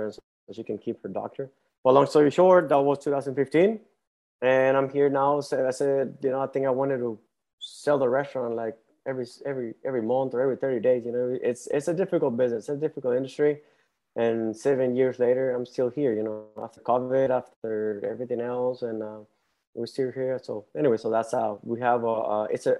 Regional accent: Mexico; English is a second language; moved away as an adult; also born or lived in Tucson, Arizona / El Paso, Texas / Michigan / Ohio; now in Houston, United States; I was actually born and raised in Mexico and I moved to the U.S. when I was 19. I spoke like zero English

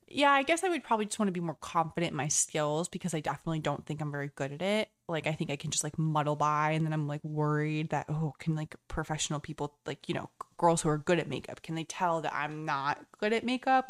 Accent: United States; as an American

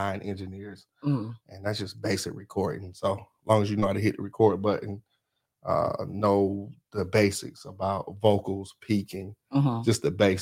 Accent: Kershaw, South Carolina, United States; I'm from Kershaw.

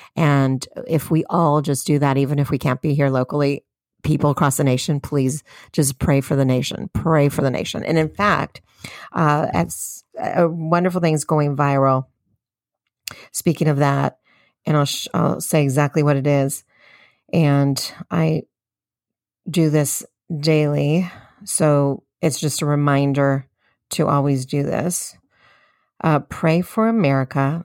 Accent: United States; as American citizens.

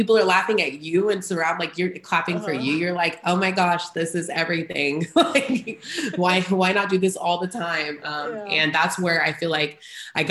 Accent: Houston, Texas, United States; also born or lived in Great Bend, Kansas; now in Austin, United States; I grew up in Houston, very diverse.

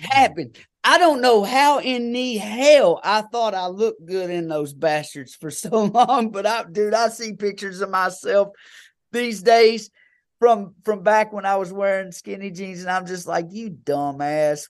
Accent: Kentucky, United States; I'm just a good old boy hillbilly from Kentucky

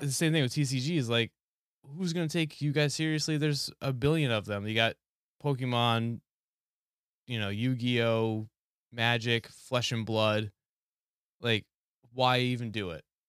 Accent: New Hampshire, United States; I'm from New Hampshire

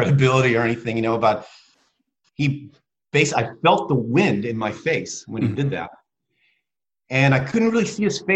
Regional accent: Spain; moved away; when I was small, I grew up in Spain

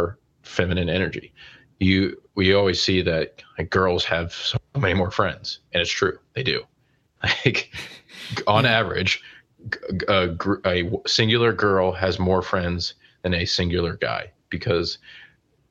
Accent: Charlotte, North Carolina, United States; I grew up in Charlotte

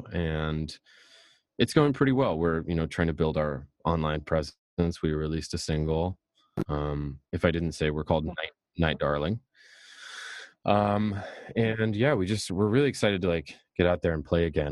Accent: Texas, United States; I was from Texas

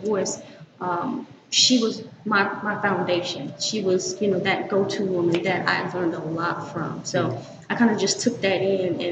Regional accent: Winnsboro, South Carolina, United States; From Winnsboro, South Carolina

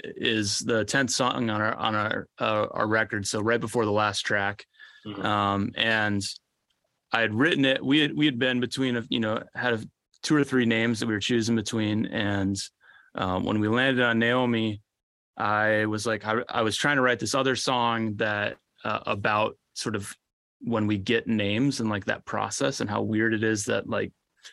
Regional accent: Orlando, Florida, United States; I grew up right outside Orlando, Florida, and have three siblings, two great parents.

